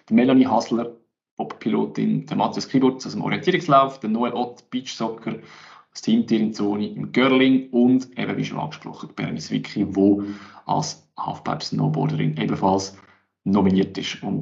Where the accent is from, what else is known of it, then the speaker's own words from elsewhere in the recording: Aargau, Switzerland; sehe mir vielleicht jetzt als Aargauer Sicht ein bisschen anders